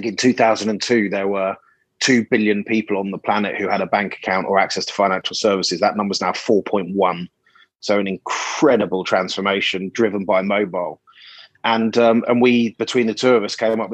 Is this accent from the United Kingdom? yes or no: yes; England, United Kingdom; moved away as an adult; also born or lived in Australia; As an Englishman